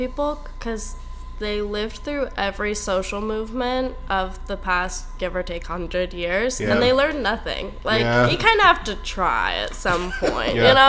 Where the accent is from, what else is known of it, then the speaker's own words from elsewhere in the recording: Maine, United States; I'm from Maine